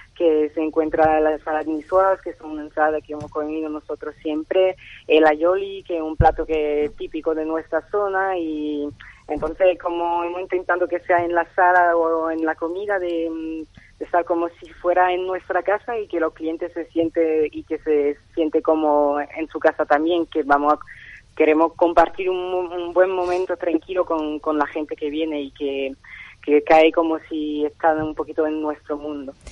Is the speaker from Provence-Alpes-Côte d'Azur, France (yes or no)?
yes; Nice, Provence-Alpes-Côte d'Azur, France; Spanish is a second language; moved away as an adult; also born or lived in Granada (family); now in Seville, Spain; yo nací en Francia y entonces he pasado todo un, casi todo bueno, una gran parte de mi vida en el sur de Francia, en Niza, donde fui a la, a la escuela de cocinero